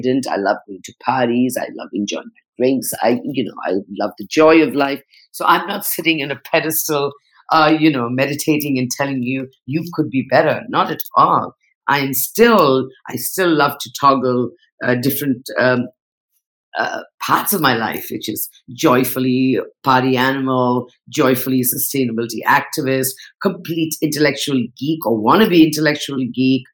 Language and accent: English; Northeast India, India; also born or lived in Mumbai, India; now in Bali, Indonesia; I'm Nepali. I come from the Northeast.